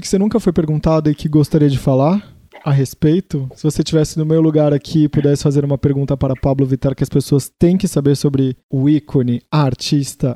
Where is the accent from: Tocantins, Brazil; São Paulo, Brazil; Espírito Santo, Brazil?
São Paulo, Brazil; Santos; eu sou de Santos